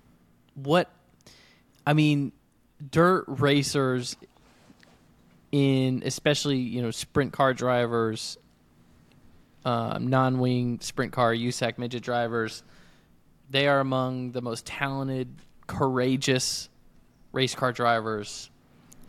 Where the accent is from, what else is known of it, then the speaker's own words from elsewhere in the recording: Iowa, United States; my home state of Iowa